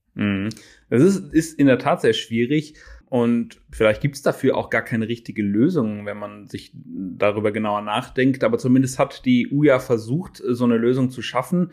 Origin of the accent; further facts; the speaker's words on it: near Cologne, North Rhine-Westphalia, Germany; komme ein bisschen aus einer anderen Region, aus, äh, aus der Nähe von Köln